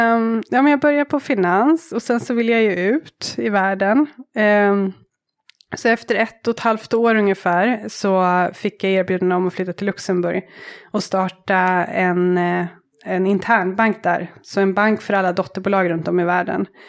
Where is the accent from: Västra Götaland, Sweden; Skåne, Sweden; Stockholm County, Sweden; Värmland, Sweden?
Stockholm County, Sweden; Täby; moved away as an adult; also born or lived in Dar es Salaam, Tanzania; now in Nairobi, Kenya; Jag växte upp i Täby med en syster och i en kärnfamilj med mamma och pappa